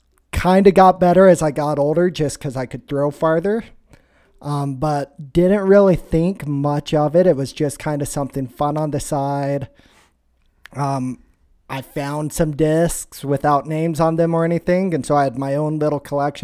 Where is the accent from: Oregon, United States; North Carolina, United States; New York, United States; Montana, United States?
Montana, United States; born or raised there